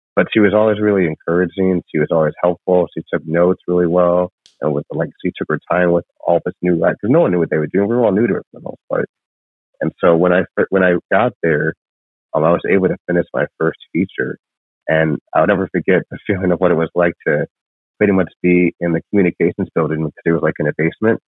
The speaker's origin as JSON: {"language": "English", "region": "northern Illinois by Chicago", "country": "United States", "tie": "born or raised there", "also_born_or_lived": "Lima, Peru / Las Vegas", "moved": "as an adult", "lives_now": "Los Angeles, United States", "said": "I grew up in northern Illinois by Chicago"}